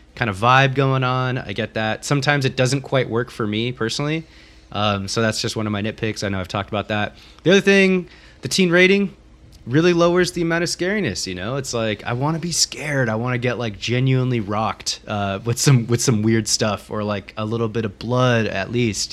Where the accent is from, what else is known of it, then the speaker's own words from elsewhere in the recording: Corvallis, Oregon, United States; I grew up in the Pacific Northwest. For those of you that don't know, um, in Corvallis, Oregon, uh, Western Oregon, Willamette Valley